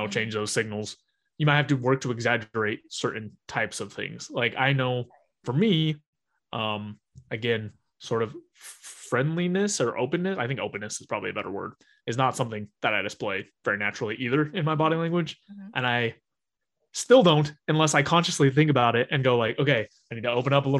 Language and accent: English; Utah, United States; growing up in Utah, where it's relatively conservative everywhere